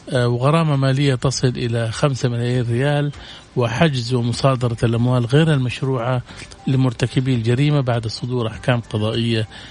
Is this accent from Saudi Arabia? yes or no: yes; Saudi Arabia; إحنا عندنا في السعودية